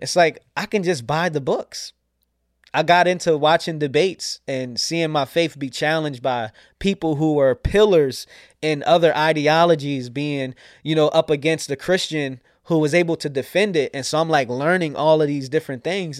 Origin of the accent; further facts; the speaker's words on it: York, Pennsylvania, United States; also born or lived in Scranton, Pennsylvania / New Jersey / Alexandria, Virginia; I grew up here in York, P